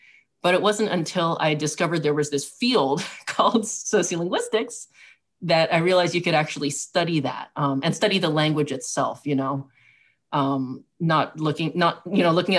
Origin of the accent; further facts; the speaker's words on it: Southwest, United States; I grew up in the Southwest